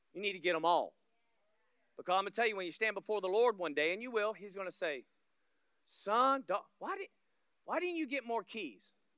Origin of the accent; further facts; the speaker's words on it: Florida, United States; I'm from Florida